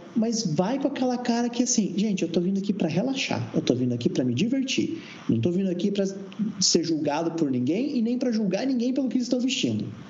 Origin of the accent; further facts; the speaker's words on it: Brazil; also born or lived in Curitiba, Brazil; now in Berlin, Germany; quando eu era criança no, no Brasil